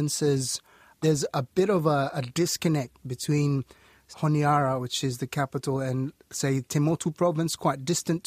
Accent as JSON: {"language": "English", "country": "Solomon Islands", "tie": "born or raised there", "said": "growing up in Solomon Islands, we were always picking up shells and dog tags"}